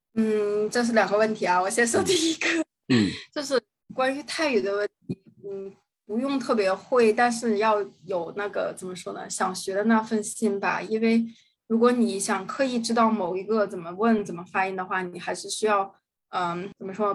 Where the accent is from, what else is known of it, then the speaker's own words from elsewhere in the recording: Tianjin, China; moved away as an adult; also born or lived in Singapore; now in Thailand; 我来自， 呃，天津。然后，啊，我来泰国差不多有一年七个月了